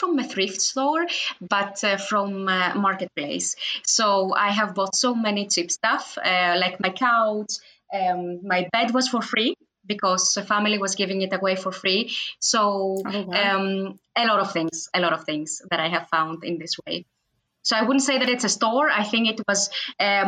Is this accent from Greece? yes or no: yes; Greece; moved away as an adult; now in Linköping, Sweden; my home country, Greece